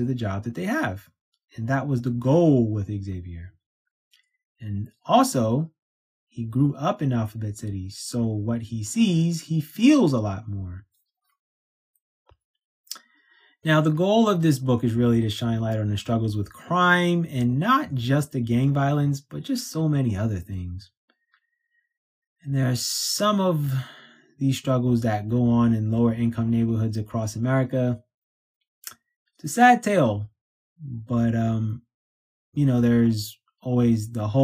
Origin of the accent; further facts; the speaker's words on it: New York City, New York, United States; me growing up in New York City